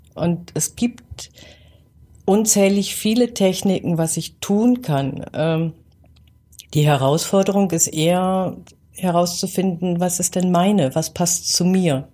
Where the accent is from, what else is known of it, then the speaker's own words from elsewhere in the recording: Northern Germany, Germany; now in Gärtringen, Germany; Ich bin ja Norddeutsche, ich bin mit schwarzem Tee groß geworden